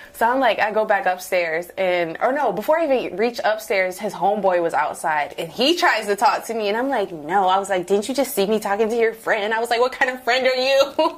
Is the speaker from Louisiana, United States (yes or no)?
yes; New Orleans, Louisiana, United States; moved away; I'm from New Orleans. Um, shout out to the 504.